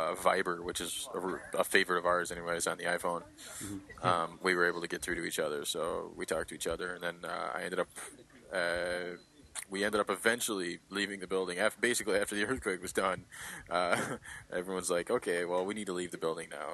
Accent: Detroit, Michigan, United States; moved away as an adult; also born or lived in Chicago; now in Japan; I'm originally from Detroit

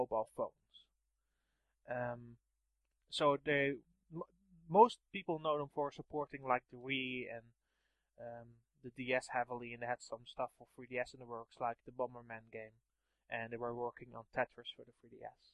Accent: Netherlands; I'm from the Netherlands.

